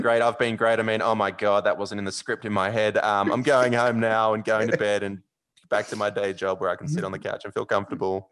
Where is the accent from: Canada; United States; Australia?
Australia; Sydney, New South Wales; I'm from Sydney